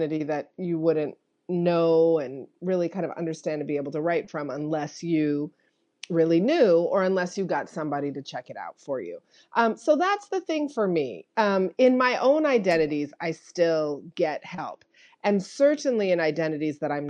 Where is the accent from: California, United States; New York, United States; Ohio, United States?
California, United States; I was raised in California, kind of like not in the heart of any of those communities or identities